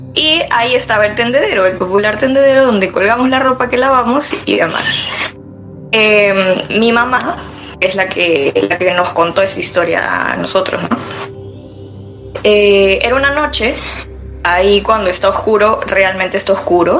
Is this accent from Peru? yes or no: yes; Lima, Peru; yo soy de Lima, del lado sur del distrito de Chorrillos